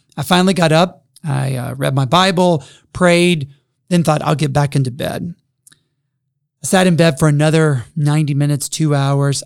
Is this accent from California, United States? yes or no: no; Jackson, Mississippi, United States; moved away as an adult; also born or lived in Texas / Princeton, New Jersey / Boston, Massachusetts; now in Upland, Indiana, United States; I grew up in Jackson, Mississippi